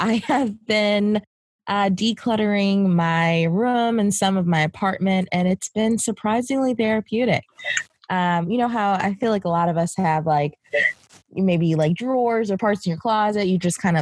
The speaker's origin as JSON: {"language": "English", "town": "Baltimore", "region": "Maryland", "country": "United States", "moved": "yes", "lives_now": "New York City, United States", "said": "I'm originally from Baltimore, Maryland, but I'm based in New York City."}